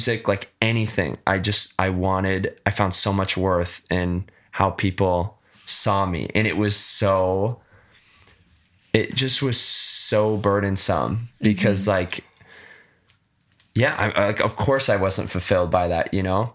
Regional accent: West Michigan, United States; I grew up in West Michigan.

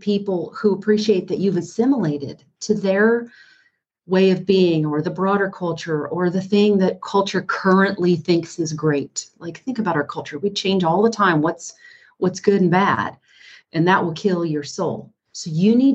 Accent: North Carolina, United States; I grew up in North Carolina

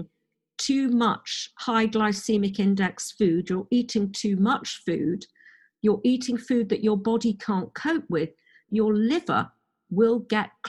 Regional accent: Oxford, South East England, United Kingdom; also born or lived in Madrid, Spain; I grew up in Oxford, university, academic

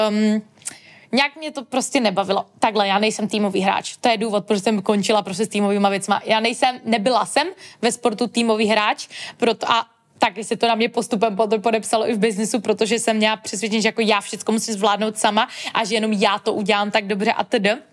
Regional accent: Český Těšín, Moravian-Silesian Region, Czechia; pocházím z malého města, z Českého Těšína

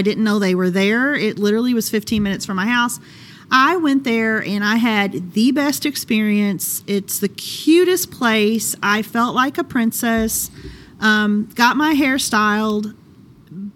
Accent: Southern Indiana, United States; Southern Indiana, where Christina and I are from

